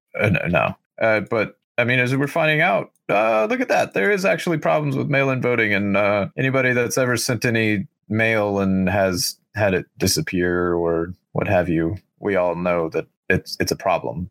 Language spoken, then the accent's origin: English; United States; we, as the American people